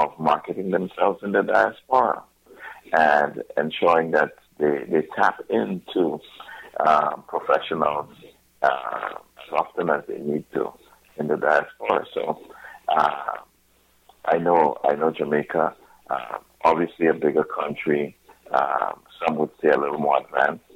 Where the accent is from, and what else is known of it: St. Lucia; born or raised there; now in Toronto, Canada